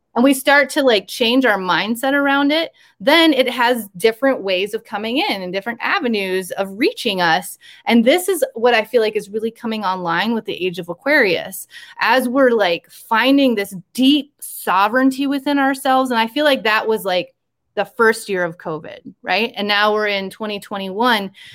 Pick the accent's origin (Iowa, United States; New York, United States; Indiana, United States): Iowa, United States; rural; moved away; this is my hometown that i grew up in very rural iowa